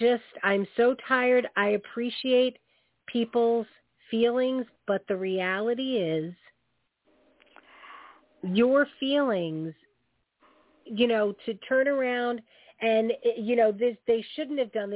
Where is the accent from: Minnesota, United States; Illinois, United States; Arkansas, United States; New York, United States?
New York, United States; now in Connecticut, United States; I grew up in New York. I live in Connecticut